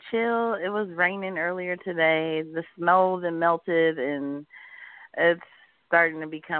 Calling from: Iowa, United States; calling from Iowa.

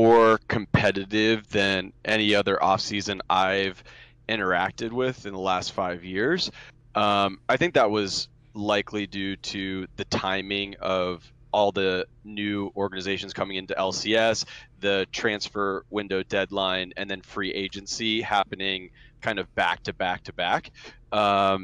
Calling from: Los Angeles, California, United States; I'm calling from

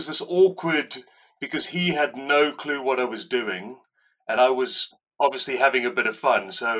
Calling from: Newton Abbot, South West England, United Kingdom; I'm calling in from sunny Devon. I say sunny, not very sunny today, but... Yeah, South Devon, Newton Abbott.

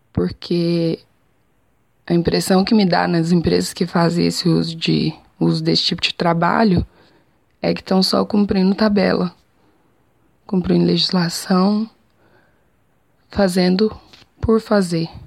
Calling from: Jataí, Goiás, Brazil

